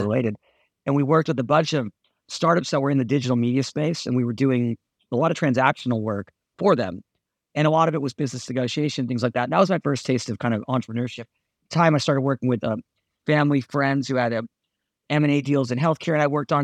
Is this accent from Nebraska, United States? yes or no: no; Southern California, United States; I grew up in Southern California